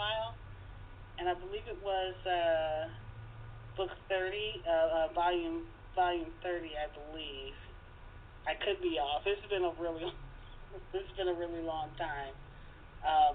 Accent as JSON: {"language": "English", "town": "Detroit", "region": "Michigan", "country": "United States", "tie": "born or raised there", "said": "born and raised in Detroit, still here"}